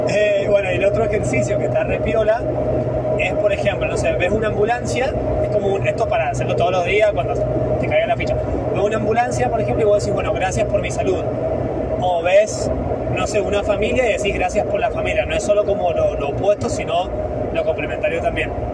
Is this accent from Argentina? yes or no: yes; San Martín, Mendoza, Argentina; moved away; yo nací en un pueblo, en San Martín